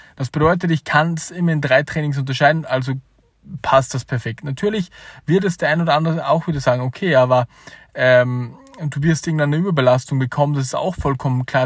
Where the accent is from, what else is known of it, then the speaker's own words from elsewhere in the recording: Austria; als Österreicher